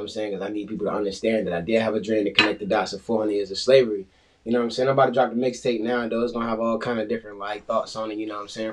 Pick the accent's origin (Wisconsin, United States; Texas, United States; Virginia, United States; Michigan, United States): Virginia, United States; Hampton; I'm from Hampton, born and raised